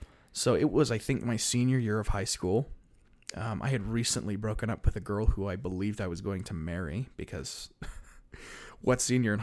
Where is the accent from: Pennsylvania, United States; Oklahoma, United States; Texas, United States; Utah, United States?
Utah, United States; Salt Lake City; born there; I was born in Salt Lake City.